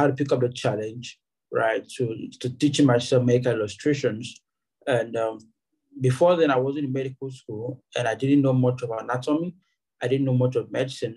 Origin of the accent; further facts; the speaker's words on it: Akwa Ibom, Nigeria; also born or lived in Ebonyi State; a native of a Ebonyi State in Nigeria, but I was born and raised in Akwa Ibom State